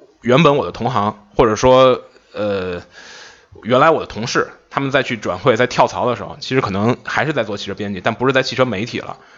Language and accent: Chinese; Beijing, China; 哎，大家好，我是北京来的